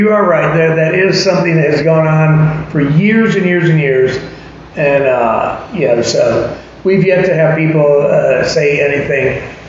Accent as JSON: {"language": "English", "country": "United States", "lives_now": "Draper, United States", "said": "So we have 8 siblings, and we are from Charlotte and Atlanta. But I now live in Draper."}